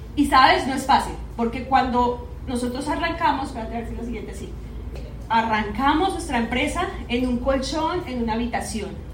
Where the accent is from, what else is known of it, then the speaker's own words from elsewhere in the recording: Bogotá, Colombia; moved away as an adult; yo soy de Bogotá, Colombia. Allá, pues de mis orígenes, 34 años estuve allá viviendo en esa ciudad